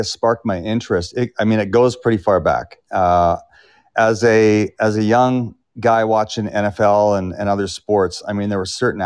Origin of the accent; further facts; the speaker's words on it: North Vancouver, British Columbia, Canada; It's an unbelievable place to live. And I grew up there and I raised my family there